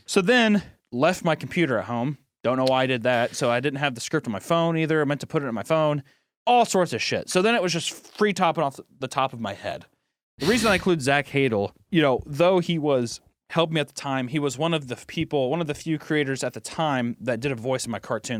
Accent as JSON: {"language": "English", "country": "United States", "said": "since I'm American"}